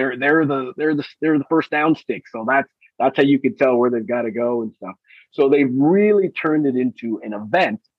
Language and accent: English; Los Angeles, California, United States; moved away as an adult; also born or lived in Bristol; now in Miami, United States; I grew up in Los Angeles